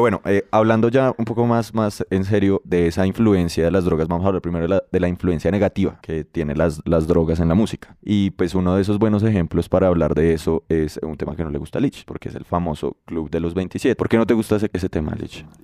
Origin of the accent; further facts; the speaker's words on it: Colombia; nosotros que somos colombianos